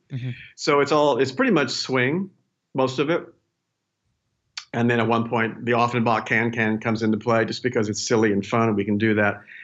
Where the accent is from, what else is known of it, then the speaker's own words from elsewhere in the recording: Indiana, United States; moved away; I'm from Indiana